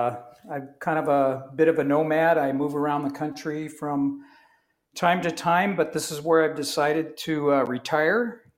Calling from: Mount Pleasant, Michigan, United States; Well, today I'm calling from Mount Pleasant, Michigan.

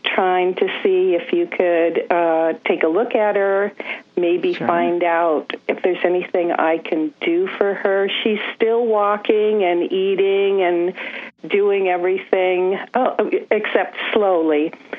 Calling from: San Francisco Bay Area, California, United States; I'm calling from the San Francisco Bay Area.

